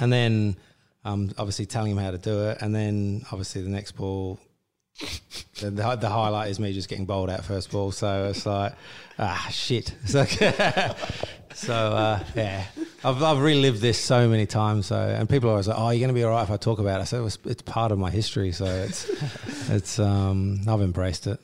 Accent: Australia; I grew up in Australia

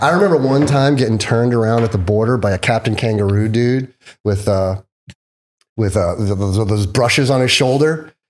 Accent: Mohegan Lake, New York, United States; moved away as an adult; also born or lived in Long Island, New York; now in California, United States; when I was eight, we moved up to Westchester, a nice little town called Mohegan Lake. And I had this, like, Tom Sawyer, Huck Finn kinda growing up from eight to sixteen.

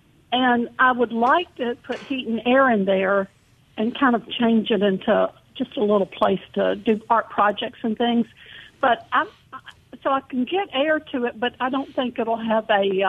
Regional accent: Memphis, Tennessee, United States; now in Fairhope, United States; And I'm from Memphis

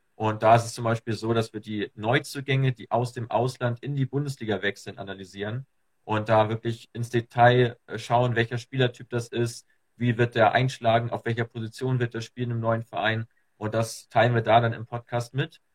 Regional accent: Germany; ich komme hier aus, Ham aus der Nähe von Hamburg, aus dem, aus dem hohen Norden

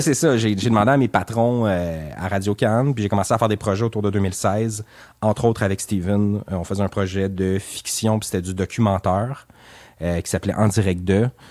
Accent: Gatineau, Quebec, Canada; also born or lived in Montreal / Aylmer; je suis natif de Hull, du plateau de la capitale, 1988

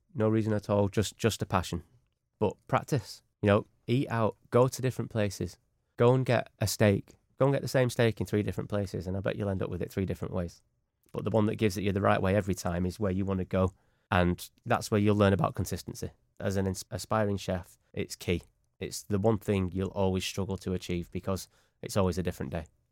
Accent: Manchester, North West England, United Kingdom; We're all from Manchester.

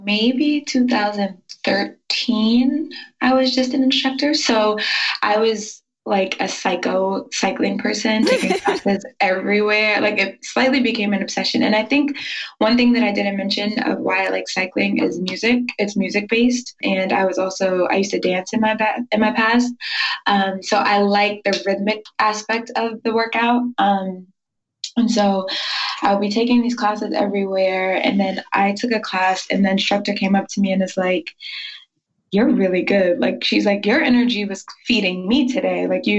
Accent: Georgia, United States; also born or lived in New York / Maryland; I'm originally from New York and I grew up a little bit in Maryland and then finally in Georgia.

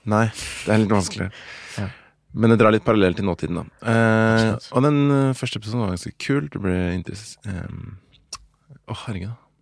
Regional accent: Oslo, Norway; Og halvt norsk, og fra Ammerud

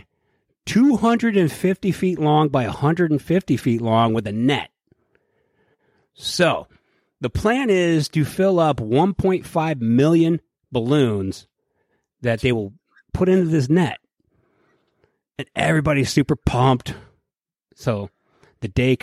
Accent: Cleveland, Ohio, United States; I'm from Cleveland

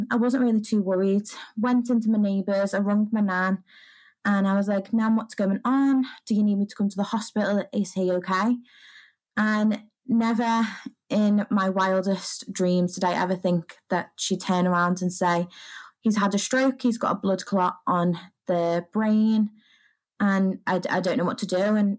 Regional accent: the Wirral, North West England, United Kingdom; I'm from the Wirral, which is just over the water from Liverpool

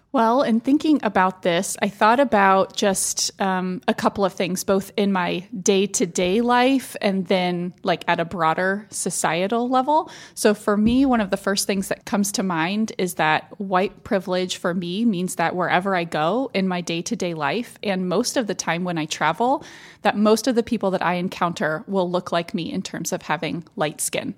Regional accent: Austin, Texas, United States; moved away; when I was growing up in South Austin

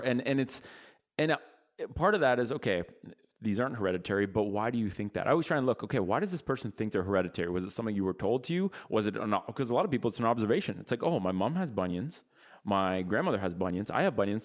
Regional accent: Ottawa, Ontario, Canada; we're from Ottawa, which is the capital of Canada

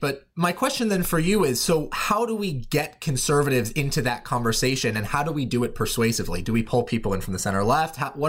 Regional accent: Portland, Oregon, United States; moved away; You're up in Seattle. I'm originally from Portland, Oregon.

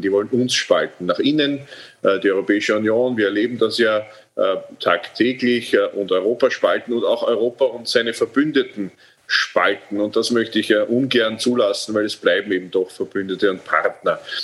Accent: Austria; bei uns in Österreich

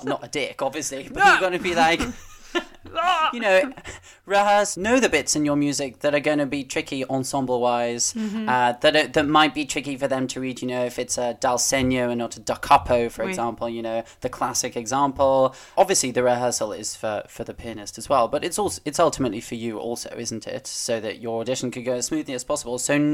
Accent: United Kingdom; But we're so British in our, like, oh no, don't want to offend.

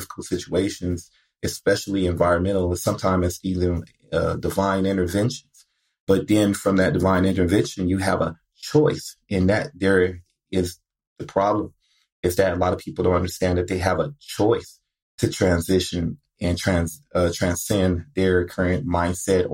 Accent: Compton, California, United States; growing up in Compton

